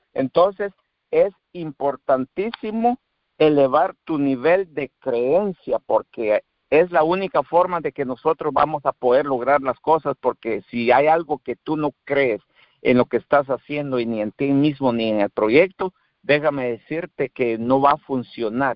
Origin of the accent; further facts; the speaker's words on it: Guatemala; moved away as an adult; now in Texas, United States; soy de Guatemala